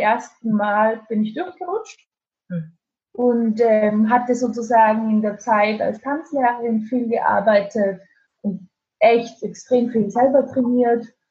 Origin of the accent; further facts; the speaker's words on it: Austria; moved away as an adult; also born or lived in Spain; now in Stuttgart, Germany; Ich dachte nie in meinem Leben, dass ich mal in Deutschland leben werde. Als Österreicherin